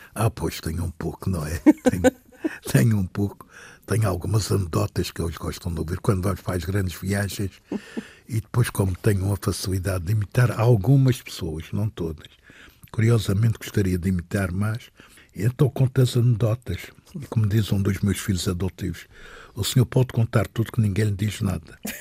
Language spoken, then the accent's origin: Portuguese; Madeira, Portugal; Quero morrer na minha terra, quero, é, quero voltar aqui